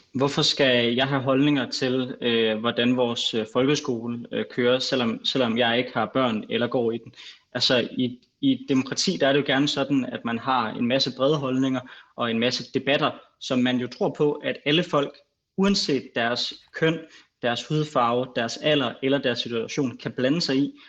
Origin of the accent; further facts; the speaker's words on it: Greenland; jeg er grønlænder